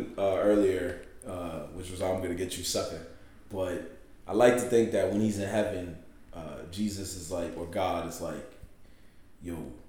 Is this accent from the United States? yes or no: yes; New York, United States; As a New Yorker